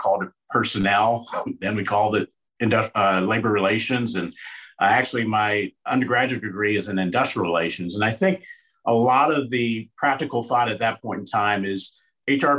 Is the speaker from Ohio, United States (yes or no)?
yes; Cincinnati, Ohio, United States; also born or lived in Bloomington, Indiana; now in Denver, United States; We currently reside in Denver, Colorado. Born and raised in Cincinnati, Ohio